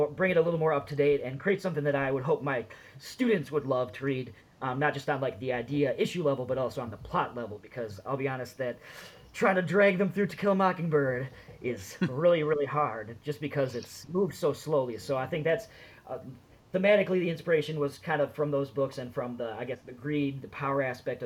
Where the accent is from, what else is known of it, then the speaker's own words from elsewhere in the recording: Minnesota, United States; now in Madison, United States; I'm actually also originally, I grew up in Minnesota